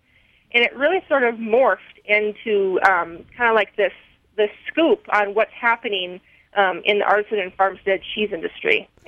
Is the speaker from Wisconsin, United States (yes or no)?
yes; Wisconsin, United States; I'm from Wisconsin originally. Actually grew up on a farm, but we didn't milk cows.